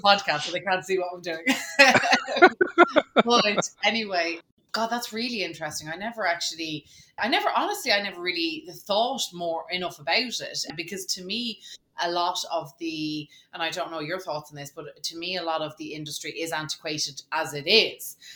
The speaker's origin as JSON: {"language": "English", "country": "Ireland", "said": "when I was 15, and as most Irish, you know, teenagers had to do, you had to get out and get a job"}